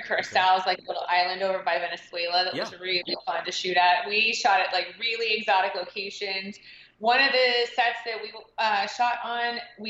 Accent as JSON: {"language": "English", "town": "Cincinnati", "region": "Ohio", "country": "United States", "said": "I'm originally from Cincinnati, Ohio."}